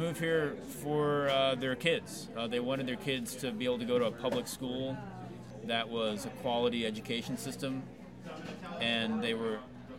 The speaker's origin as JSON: {"language": "English", "town": "Austin", "region": "Texas", "country": "United States", "tie": "born or raised there", "also_born_or_lived": "Houston, Texas", "said": "And so I grew up in Austin. I was not born here, but I feel like I grew up here. I'm thankful that I grew up here."}